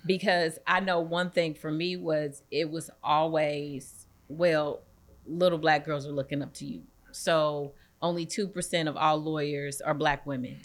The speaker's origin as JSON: {"language": "English", "town": "East St. Louis", "region": "Illinois", "country": "United States", "also_born_or_lived": "Indianapolis / Champaign", "moved": "yes", "said": "I'm from East Saint Louis"}